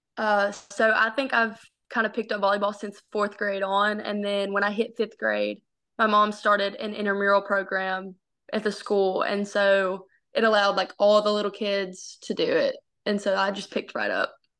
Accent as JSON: {"language": "English", "town": "Palestine", "region": "Arkansas", "country": "United States", "tie": "born or raised there", "said": "I grew up in Palestine, Arkansas."}